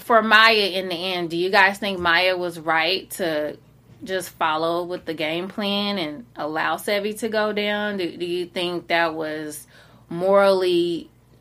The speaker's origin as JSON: {"language": "English", "region": "the South", "country": "United States", "said": "I'm from the South"}